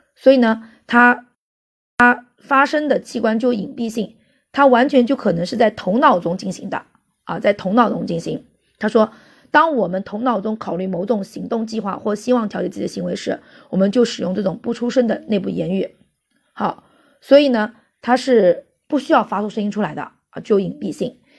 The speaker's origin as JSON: {"language": "Chinese", "country": "China", "said": "在我们中国"}